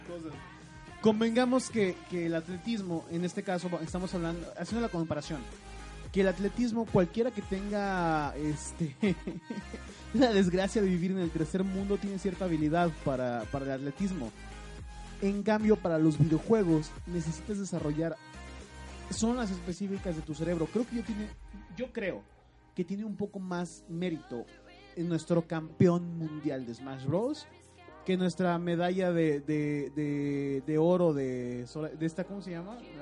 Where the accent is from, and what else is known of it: Mexico